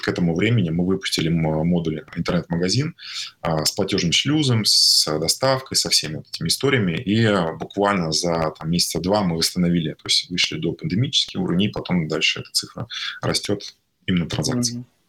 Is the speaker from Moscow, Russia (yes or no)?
no; Tatarstan, Russia; also born or lived in Kazan; я родился в Татарстане, в э, маленьком городе, там 60 тысяч населения, 300 километров от Казани. Вот. До 17 лет я жил там, и потом переехал в Казань